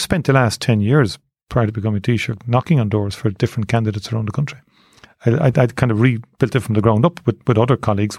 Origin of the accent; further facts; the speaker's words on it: Cork, Munster, Ireland; I grew up in Tornells Cross, I joined Nemo Rangers when I was eight years of age